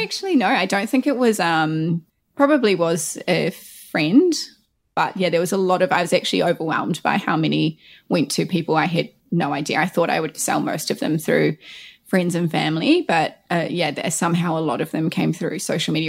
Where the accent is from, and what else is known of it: New Zealand; born or raised there; also born or lived in Christchurch